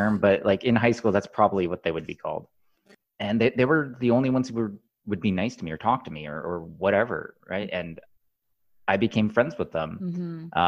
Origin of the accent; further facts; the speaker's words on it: Southeast Michigan, United States; moved away as an adult; now in San Francisco, United States; I grew up in Southeast Michigan